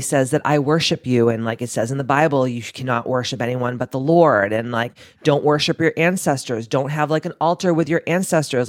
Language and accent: English; Massachusetts, United States; we're both from Massachusetts